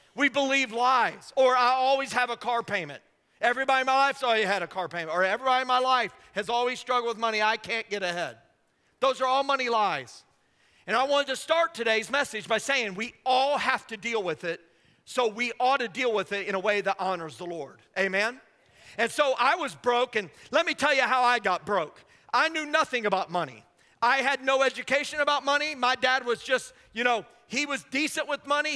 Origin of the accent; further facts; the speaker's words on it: Indiana, United States; I grew up in Indiana